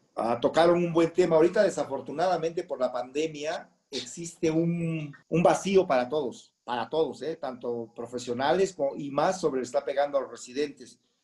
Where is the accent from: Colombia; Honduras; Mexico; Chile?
Mexico; Puerto Escondido, Oaxaca; moved away as an adult; now in Mexico City, Mexico; soy nacido en la Ciudad de México y a la edad de nueve años nos fuimos a radicar a Puerto Escondido, Oaxaca